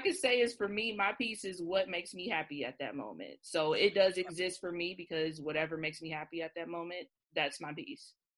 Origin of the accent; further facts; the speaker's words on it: Cincinnati, Ohio, United States; I'm from Cincinnati. We have an OTR neighborhood here